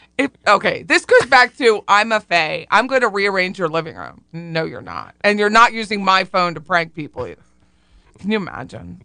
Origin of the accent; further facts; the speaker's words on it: Harrisburg, United States; I looked at a home in Harrisburg, 'cause that's my hometown